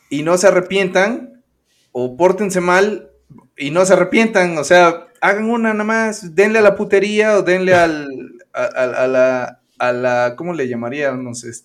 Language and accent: Spanish; Puebla, Mexico; el poblano panista de ultraderecha que soy